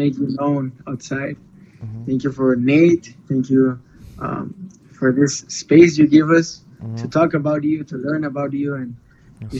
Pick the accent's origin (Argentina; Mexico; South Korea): Mexico; Tijuana, Baja California; first language Spanish; English is a second language; I grew up here, born and raised here in Tijuana